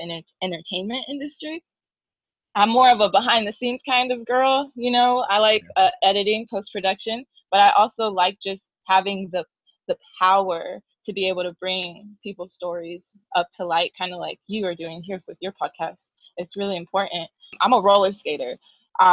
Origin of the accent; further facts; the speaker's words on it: Chula Vista, California, United States; moved away as an adult; also born or lived in Los Angeles; I am from San Diego, Chula Vista. Not born and raised, but I lived there for a majority of my life.